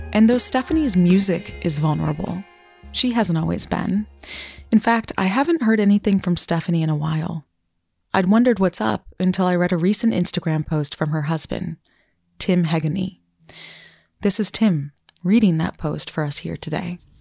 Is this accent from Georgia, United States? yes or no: no; Vermont, United States; my home state of Vermont